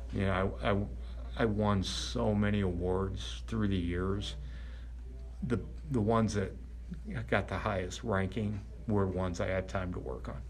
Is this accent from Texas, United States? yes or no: no; Crown Point, Indiana, United States; I grew up in Crown Point